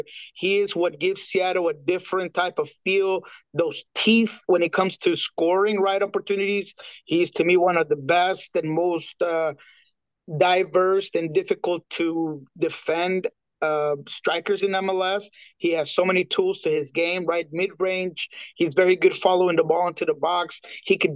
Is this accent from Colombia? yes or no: yes; Colombia; I'm Colombiano, I'm from South America